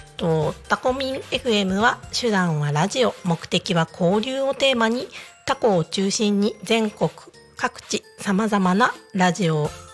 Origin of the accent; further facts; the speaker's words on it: Niigata, Japan; now in Tako, Japan; 私まあ地元は新潟なんで